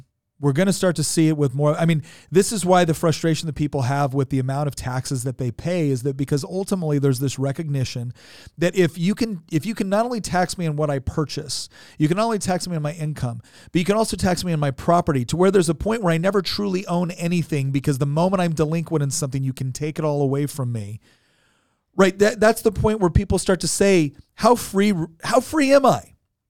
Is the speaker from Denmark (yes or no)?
no; Chico, California, United States; I was born and raised in Northern California, in Chico, California. And when I was growing up there, it was a small agricultural town.